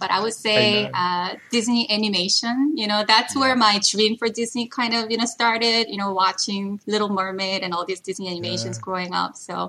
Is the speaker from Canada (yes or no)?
no; South Korea; also born or lived in Paris, France / New Jersey, United States; now in United States; first-generation immigrant in the U.S., originally from Korea. I moved around quite a bit growing up. I was born in Korea. I lived in Paris when I was little. I lived in New Jersey when I was in high school, moved back to Korea